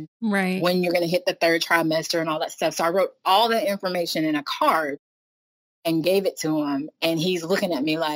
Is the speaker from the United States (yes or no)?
yes; North Carolina, United States; I am born and raised in North Carolina, kind of been here my whole life.